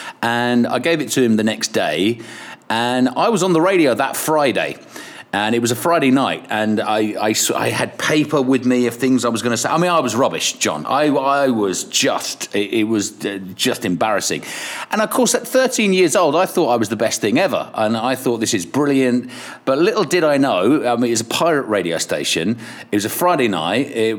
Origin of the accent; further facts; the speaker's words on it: Kilkenny, Leinster, Ireland; I am. I was born in Ireland. I was born in Kilkenny. And my parents are English, bless them. And I lived about 10 miles outside of the city.